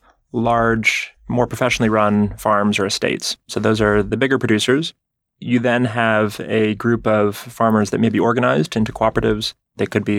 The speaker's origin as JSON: {"language": "English", "region": "Rhode Island", "country": "United States", "tie": "born or raised there", "said": "I grew up in Rhode Island in the Northeast"}